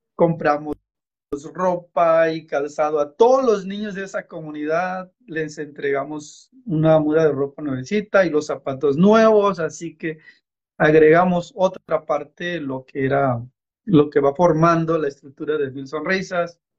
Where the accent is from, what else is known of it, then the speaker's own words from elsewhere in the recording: San Isidro Amatitlán, Oaxaca, Mexico; moved away; soy del estado de Oaxaca, México, de una comunidad que se llama San Isidro Amatitlán